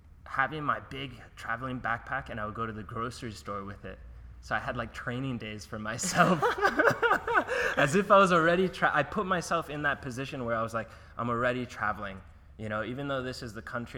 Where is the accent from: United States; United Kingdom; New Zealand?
United States; Oceanside, New York; moved away as an adult; also born or lived in Florida / California / Mexico / Bangkok; now in Australia; I grew up in New York, Long Island, Oceanside